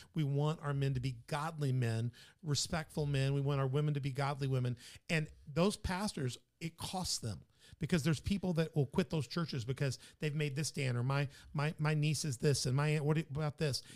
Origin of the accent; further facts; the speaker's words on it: Memphis, Tennessee, United States; now in Southern Illinois, United States; my hometown's Memphis